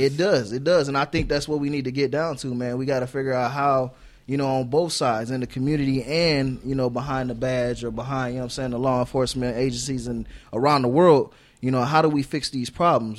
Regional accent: South Bend, Indiana, United States; moved away as an adult; also born or lived in Arizona; I'm from South Bend

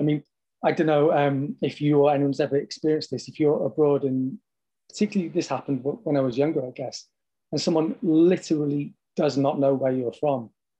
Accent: Wales, United Kingdom; from my perspective as a Welsh person

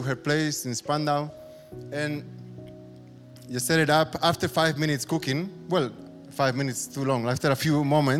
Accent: Spain; moved away as an adult; now in Berlin, Germany; I'm half German, half Spanish. I grew up in Spain, but my mom is from Berlin, so half Berliner

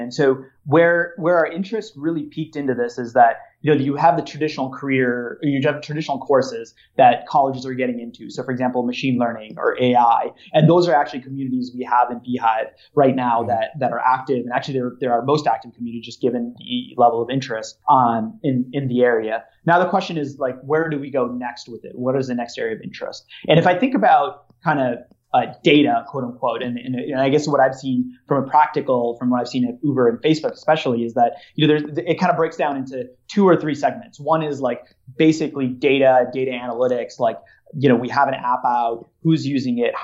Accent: Minnesota, United States; so I'm from Minnesota

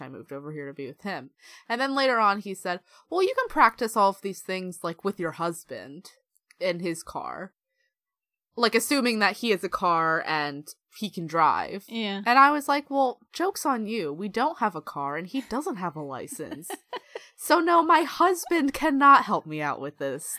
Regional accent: United States; moved away; I'm from America

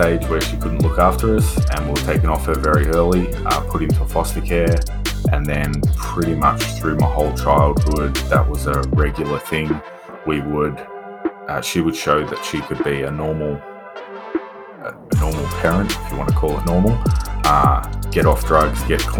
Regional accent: Victoria, Australia; I don't know if you know Victoria in Australia, but I've lived right up the top end. I've lived right down the bottom end. I've lived everywhere.

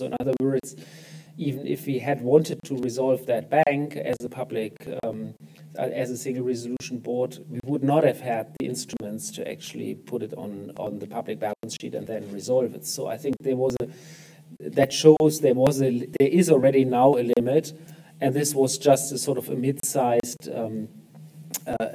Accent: Germany; in my home country in Germany

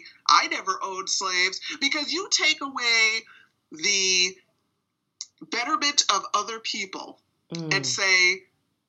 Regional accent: Boston, Massachusetts, United States; I live in Boston, and I have for my whole life. Educated here

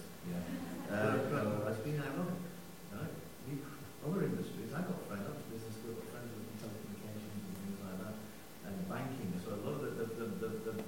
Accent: United Kingdom; I was born in Britain

